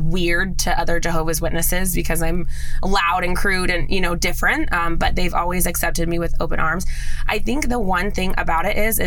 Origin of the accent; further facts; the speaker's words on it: Las Vegas, Nevada, United States; I am a native born Las Vegas girl. So I was born and raised in Las Vegas, Nevada.